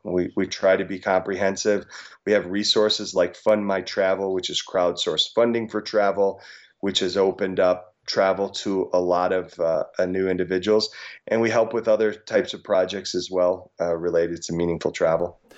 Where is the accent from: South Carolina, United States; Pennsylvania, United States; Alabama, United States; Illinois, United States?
Illinois, United States; rural; also born or lived in South Dakota; I grew up in a farm town in, uh, rural Illinois.